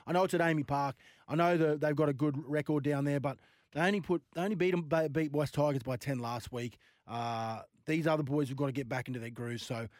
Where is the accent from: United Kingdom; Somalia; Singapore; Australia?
Australia; Queensland; I'm a Queenslander